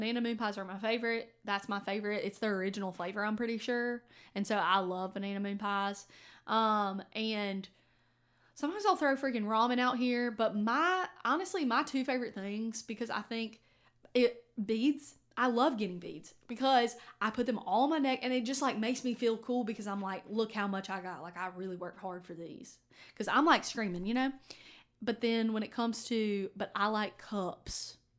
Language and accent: English; Fairhope, Alabama, United States; So I grew up like in Fairhope and like this area. And so I grew up going to parades.